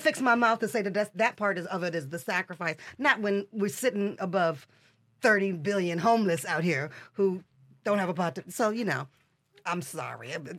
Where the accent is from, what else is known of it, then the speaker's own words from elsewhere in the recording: Michigan, United States; I am a girl from Michigan. I'm from mid, you know, middle America